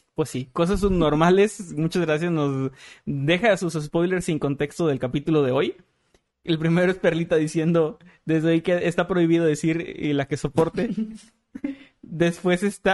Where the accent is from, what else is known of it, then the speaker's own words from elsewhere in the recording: Matamoros, Tamaulipas, Mexico; en mi ciudad natal, mi Matamoros querido